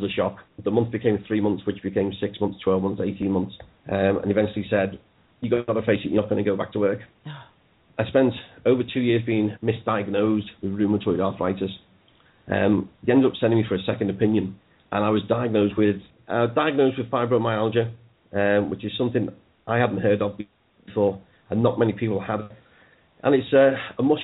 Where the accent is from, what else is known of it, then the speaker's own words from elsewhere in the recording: Liverpool, North West England, United Kingdom; also born or lived in Mossley Hill, Liverpool; I lived in the Dingle until I was 24.